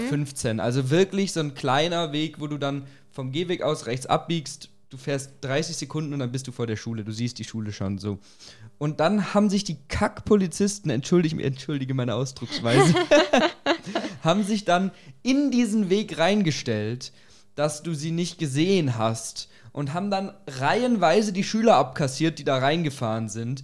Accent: Germany; bei uns in Deutschland, in unserer Gesellschaft

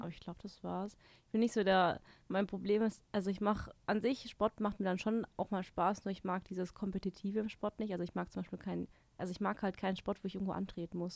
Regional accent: Baden-Württemberg, Germany; now in Munich, Germany; ich komme nicht aus Bayern. Ich bin doch, ich bin doch aus Baden-Württemberg. Ich bin doch Schwab

